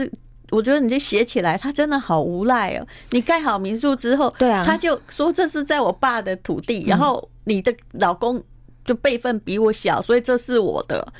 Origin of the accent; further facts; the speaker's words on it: Taiwan; 那为什么你先生对我们台湾人至少是说男生要挺起胸膛